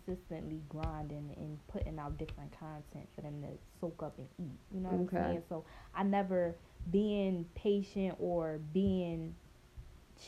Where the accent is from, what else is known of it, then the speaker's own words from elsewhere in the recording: Philadelphia, Pennsylvania, United States; I grew up in Uptown, so, like, the Islandy area, like, down the street from the South